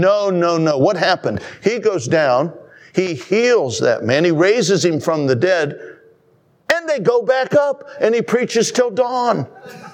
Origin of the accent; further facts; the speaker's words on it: United States; as an American